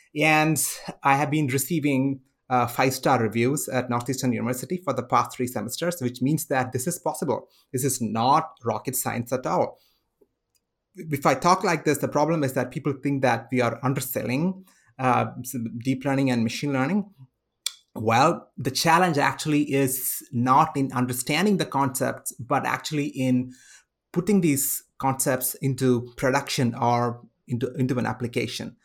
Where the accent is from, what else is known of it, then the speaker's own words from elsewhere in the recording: India; now in United States; I come from India